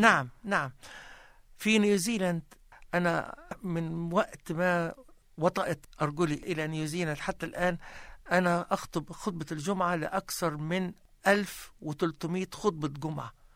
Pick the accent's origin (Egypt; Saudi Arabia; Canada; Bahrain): Egypt; moved away as an adult; now in Christchurch, New Zealand; وعشت في بلدي الأصلي مصر تعلمت فيها